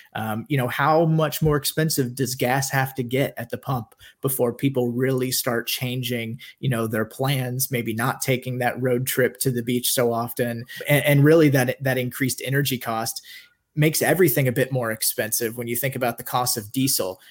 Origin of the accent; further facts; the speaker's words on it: Kansas, United States; moved away as an adult; also born or lived in Orlando, Florida; I grew up in Kansas